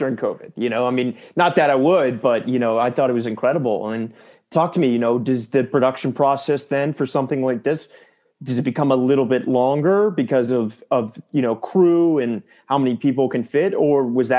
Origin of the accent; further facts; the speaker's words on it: near Williamsburg, Virginia, United States; I grew up close to Williamsburg, Virginia, where there's a very small town there.